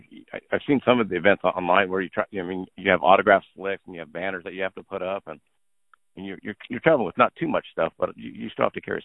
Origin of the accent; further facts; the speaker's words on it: Los Angeles, California, United States; I'm from Los Angeles.